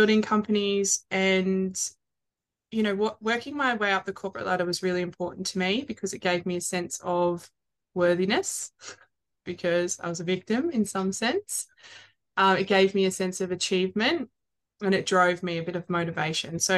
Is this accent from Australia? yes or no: yes; Melbourne, Victoria, Australia; moved away as an adult; now in Sunshine Coast, Australia; I am based on the Sunshine Coast. I am originally from Melbourne, moved up here